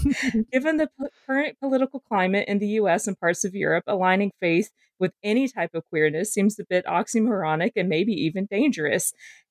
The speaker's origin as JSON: {"language": "English", "region": "Georgia", "country": "United States", "tie": "born or raised there", "said": "I am from Georgia, if you couldn't tell from my voice. And I also grew up queer in the South. I didn't grow up evangelical"}